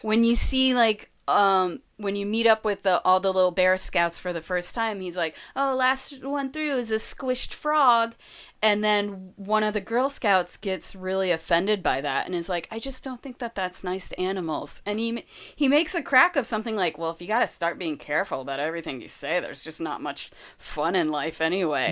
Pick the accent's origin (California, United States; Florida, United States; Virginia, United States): Florida, United States; I'm from Florida, so I'm a Disney girl